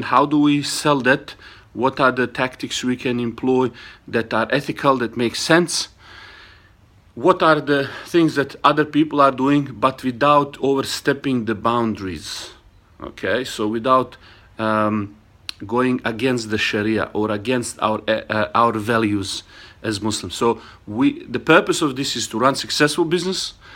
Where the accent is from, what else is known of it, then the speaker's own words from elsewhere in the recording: Bosnia & Herzegovina; now in Australia; originally I was born in Bosnia, I live in Australia